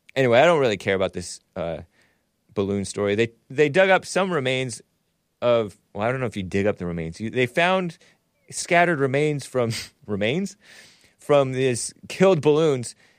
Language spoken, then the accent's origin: English; West Covina, California, United States; I'm from Southern California. I was born in West Covina.